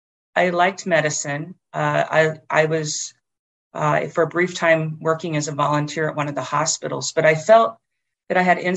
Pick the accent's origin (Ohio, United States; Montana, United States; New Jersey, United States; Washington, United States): Washington, United States; Oak Harbor; some of my earliest memories were growing up in Oak Harbor, Washington, which is where a major Northwest Protection Navy base is.